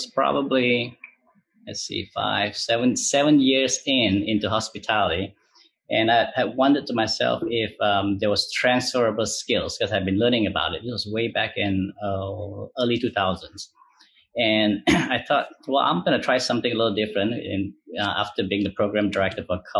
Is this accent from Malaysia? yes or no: yes; Malaysia; moved away as an adult; now in United States; I grew up in Malaysia